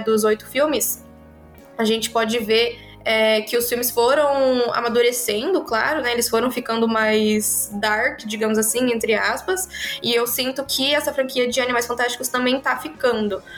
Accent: Brazil; nós que somos brasileiros

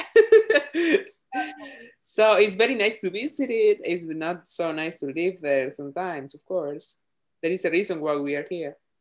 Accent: Argentina; born or raised there; English is a second language; moved away as an adult; now in United States

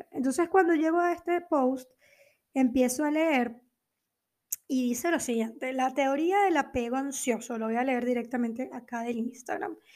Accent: Venezuela; also born or lived in Argentina; now in Portugal; sobre todo cuando emigré de Venezuela a Argentina y luego de Argentina a Portugal

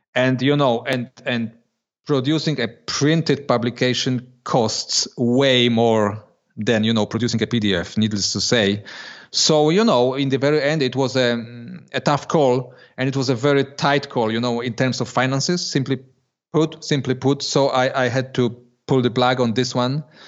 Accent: Poland; moved away as an adult; now in Switzerland; I was born in, and, and lived till I was twenty years old in Poland

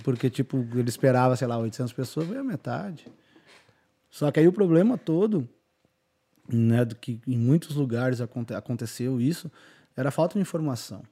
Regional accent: Bagé, Rio Grande do Sul, Brazil; moved away as an adult; also born or lived in Santa Catarina; saí de Bagé, fui pra. Morei em Santa Catarina

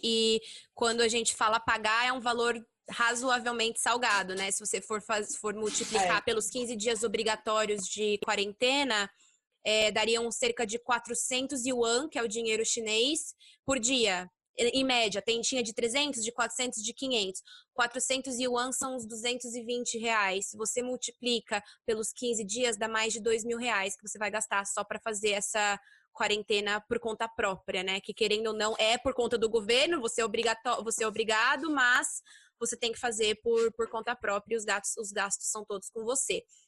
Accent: Brazil; moved away as an adult; now in China; nós somos brasileiras

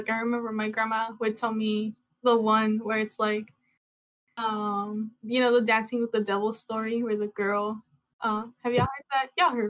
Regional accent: Durango, Mexico; I'm from Durango and I'm basic like that.

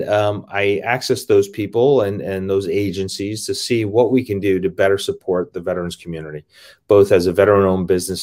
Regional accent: New York City, New York, United States; moved away as an adult; also born or lived in Buffalo; I grew up in Brooklyn, New York.

